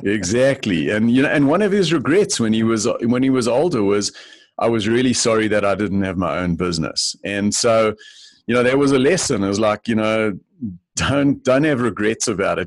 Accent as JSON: {"language": "English", "town": "Johannesburg", "region": "Gauteng", "country": "South Africa", "tie": "born or raised there", "moved": "as an adult", "said": "I grew up in Johannesburg, South Africa"}